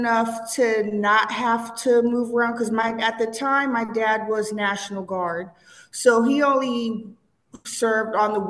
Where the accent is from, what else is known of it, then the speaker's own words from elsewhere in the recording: Cincinnati, Ohio, United States; She was a black educator. She opened up a school in Cincinnati